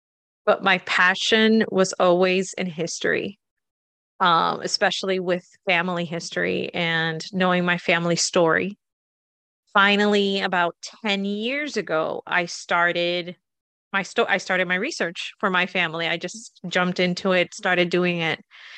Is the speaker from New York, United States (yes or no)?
no; Massachusetts, United States; also born or lived in Puerto Rico; I was born in Puerto Rico, and we moved here to Massachusetts when I was 8. Then I was always back and forth.